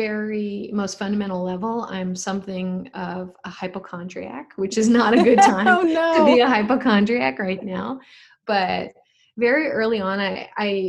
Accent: Colorado, United States; I'm from Colorado

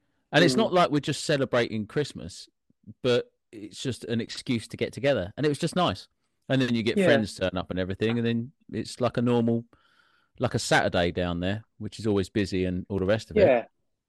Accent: Welsh, Wales, United Kingdom; I'm Welsh.

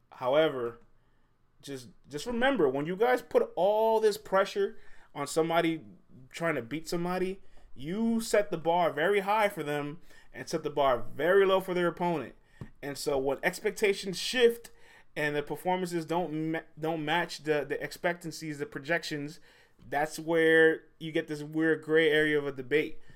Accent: New York City, New York, United States; I'm from the Bronx, man. The Boogie Down. I'm from the Boogie Down

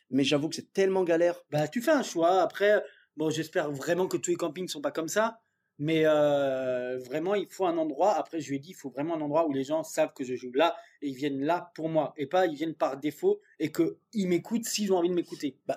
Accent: Dordogne, Nouvelle-Aquitaine, France; moved away; moi je suis de Dordogne, enfin j'ai vécu un petit peu là-bas

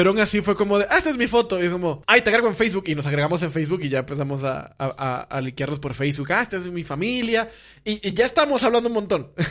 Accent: Dominican Republic; Ah, eres de Venezuela, yo soy dominicana. Ah, qué padre, tenemos acentos parecidos.

